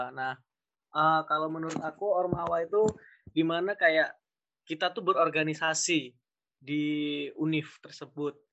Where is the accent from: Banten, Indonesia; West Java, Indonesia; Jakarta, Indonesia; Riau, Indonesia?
Riau, Indonesia; Uh, aku dari ini PGSD Penjas A 2019 uh, asal aku dari Riau. Mungkin ada teman-teman yang dari Riau nanti bisa PC.